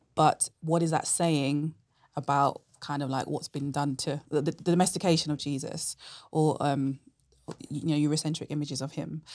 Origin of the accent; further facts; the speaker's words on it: London, United Kingdom; moved away as an adult; now in Oxford, United Kingdom; I'm originally from London